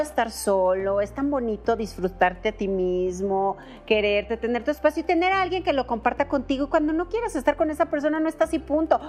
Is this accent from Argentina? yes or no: no; Guadalajara, Jalisco, Mexico; yo también soy de Guadalajara